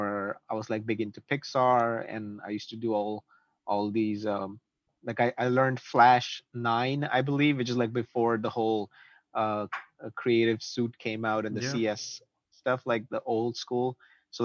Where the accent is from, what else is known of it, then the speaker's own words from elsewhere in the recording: Ahmedabad, Gujarat, India; now in Toronto, Canada; I ended up like going to Delhi from Ahmedabad, which is where my hometown is